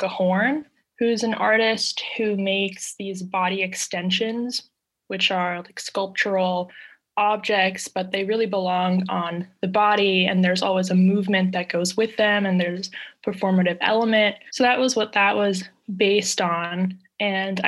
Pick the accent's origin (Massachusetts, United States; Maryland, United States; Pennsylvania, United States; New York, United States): Maryland, United States; I'm an artist from Maryland. I live in Rockville